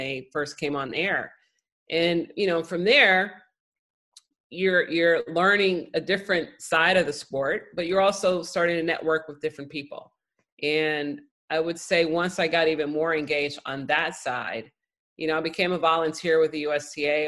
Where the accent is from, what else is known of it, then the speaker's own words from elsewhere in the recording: Chicago, Illinois, United States; I grew up in Chicago